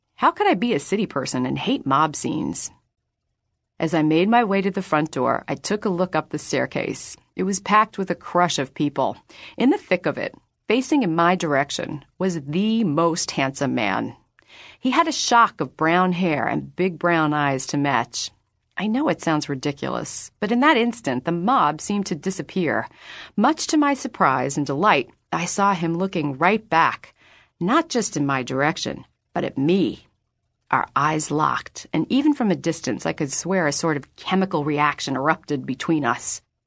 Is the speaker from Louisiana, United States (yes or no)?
no; New York City, New York, United States; now in Los Angeles, United States; I was only in my hometown, New York City, on rare occasions